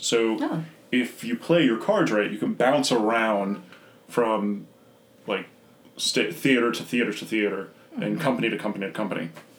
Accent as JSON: {"language": "English", "town": "Vero Beach", "region": "Florida", "country": "United States", "tie": "born or raised there", "also_born_or_lived": "Tampa, Florida / St. Petersburg, Florida", "lives_now": "Savannah, United States", "said": "I was born in Vero Beach, Florida, which is nowhere Florida. It's on the beach, which is nice. And then for college, I moved to Tampa. So I was in the Tampa Bay area for about 10 years"}